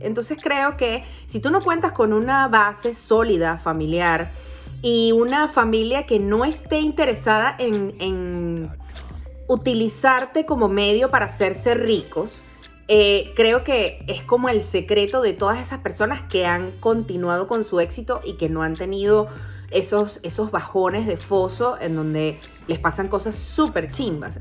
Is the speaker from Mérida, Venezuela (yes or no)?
no; Caracas, Capital District, Venezuela; yo crecí y viví en Parque Central mucho tiempo